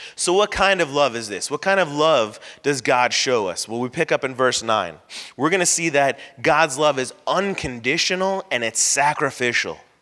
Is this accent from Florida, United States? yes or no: yes; Florida, United States; I grew up in Florida, so I can, I wasn't born here, but I consider myself a Florida boy